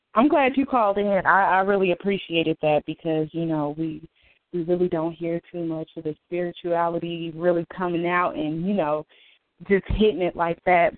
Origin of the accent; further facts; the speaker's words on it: Minneapolis, Minnesota, United States; I'm from Minneapolis.